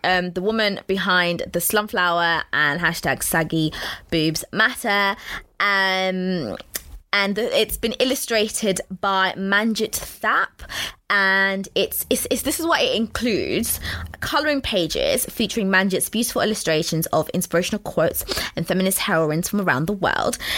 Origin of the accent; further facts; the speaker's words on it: London, United Kingdom; I grew up in Walthamstow